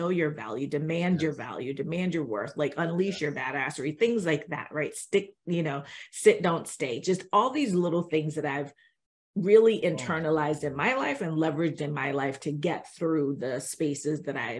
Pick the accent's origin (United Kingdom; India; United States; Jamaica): Jamaica; So we were talking before we got on, and we're both Jamaican, and so we, you know, as Jamaicans, they tell us basically, you're going to go to school